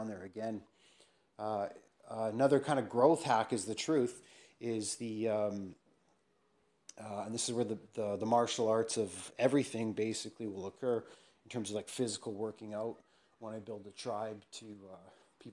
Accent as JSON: {"language": "English", "region": "England", "country": "United Kingdom", "said": "I'm an Englishman"}